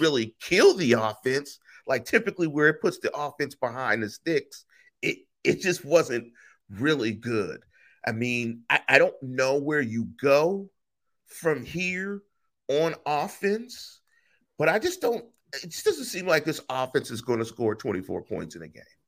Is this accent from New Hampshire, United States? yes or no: no; Western Pennsylvania, United States; we're also from Western Pennsylvania